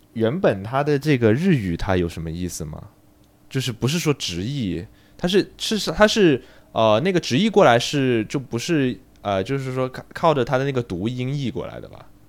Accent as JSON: {"language": "Chinese", "country": "China", "said": "就感觉对于我们中国人来说"}